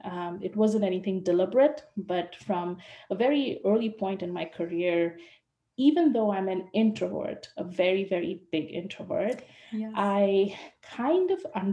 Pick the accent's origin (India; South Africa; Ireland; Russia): India; moved away as an adult; also born or lived in United States; now in Vancouver, Canada; I'm living in Vancouver, in Canada. And I was born in India and went to the States to do my master's.